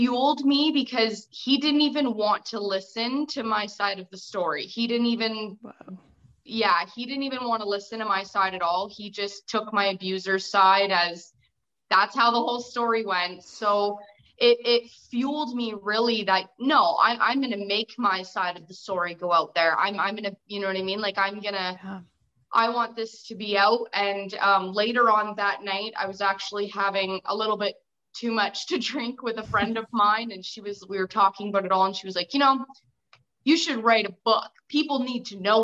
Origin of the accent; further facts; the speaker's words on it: Windsor, Ontario, Canada; I'm an author from Ontario, Canada, in the edge of Canada, which is Windsor